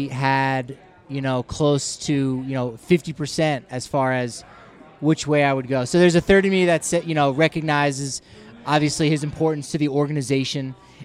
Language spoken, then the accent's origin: English; New Jersey, United States; now in Colorado, United States; my background, as we've discussed before on the show, is a kid growing up in New Jersey